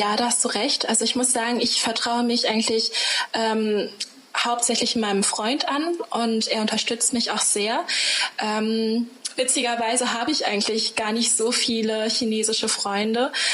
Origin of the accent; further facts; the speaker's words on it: Germany; ich bin hier aufgewachsen